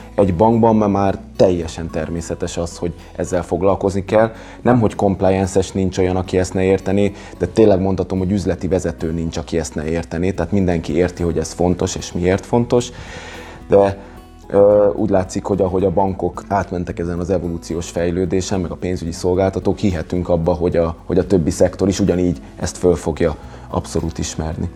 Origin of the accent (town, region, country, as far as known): Hungary